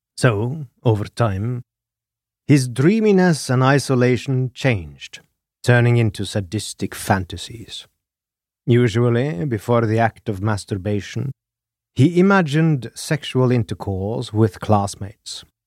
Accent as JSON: {"language": "English", "country": "Norway", "said": "I am your Norwegian host"}